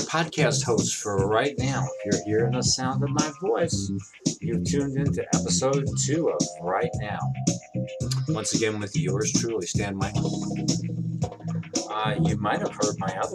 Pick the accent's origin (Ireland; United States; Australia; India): United States; New York City, New York; I come from Brooklyn, New York